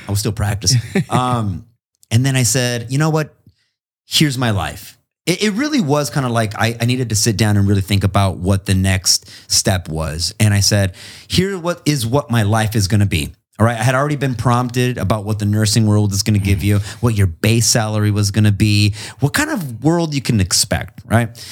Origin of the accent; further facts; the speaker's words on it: Imperial Valley, California, United States; also born or lived in Long Beach / El Centro / Calexico / Mexicali, Mexico; I'm from the Imperial Valley